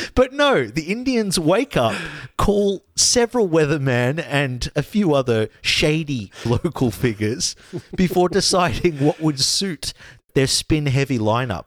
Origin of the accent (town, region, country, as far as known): Australia